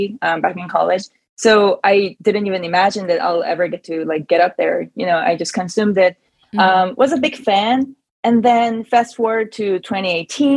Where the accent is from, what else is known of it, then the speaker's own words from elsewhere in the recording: South Korea; English is a second language; moved away as an adult; also born or lived in Seattle; growing up in Korea